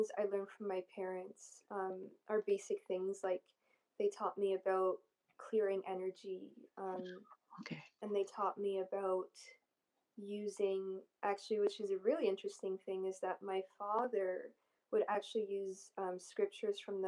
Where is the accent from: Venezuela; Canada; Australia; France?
Canada; also born or lived in Egypt; I was born in Egypt, and then after 2 years of me being born, my family came over to Canada